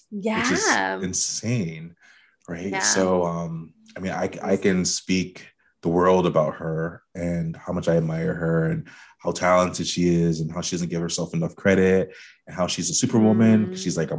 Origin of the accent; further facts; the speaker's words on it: Bridgeport, Connecticut, United States; we're from Bridgeport, Connecticut originally.